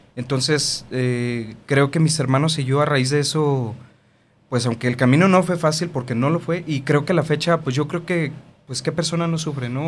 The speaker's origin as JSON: {"language": "Spanish", "town": "Tonalá", "region": "Jalisco", "country": "Mexico", "tie": "born or raised there", "said": "siempre hemos vivido en donde mismo, en Tonalá, Jalisco. Somos orgullosamente tapatíos."}